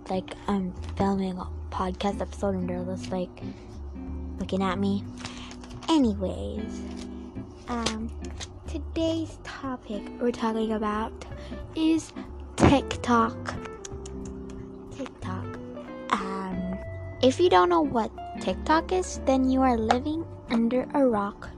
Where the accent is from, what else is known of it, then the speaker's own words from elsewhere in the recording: Philippines; I'm a Filipino and I mean I'm Asian myself